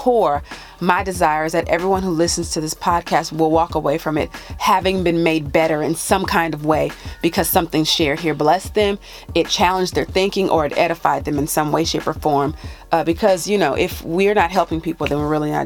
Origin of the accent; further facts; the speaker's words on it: California, United States; moved away; my home state of California